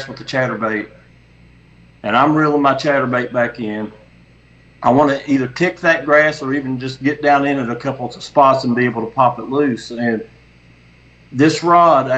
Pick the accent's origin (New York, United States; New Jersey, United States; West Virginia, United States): West Virginia, United States; Wayne County; now in Bluefield, United States; I'm from Bluefield, West Virginia, Wayne County originally in West Virginia